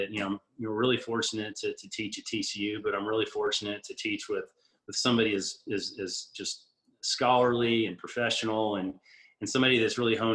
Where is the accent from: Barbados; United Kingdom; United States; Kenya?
Barbados; born there; I'm half Brazilian and I was born in Barbados. So I've, I'm that rare three passport uh, person.